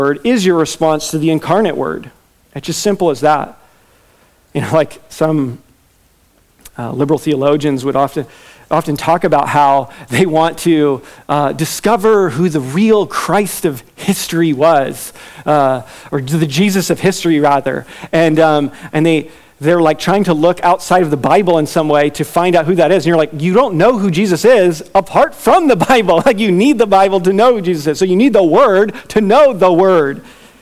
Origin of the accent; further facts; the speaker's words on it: Virginia, United States; I'm from Virginia.